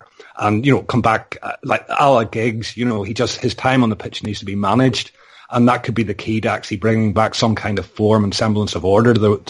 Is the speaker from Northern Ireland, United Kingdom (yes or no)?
yes; Northern Ireland, United Kingdom; obviously I'm Northern Irish, so I'm looking at it in a completely different way.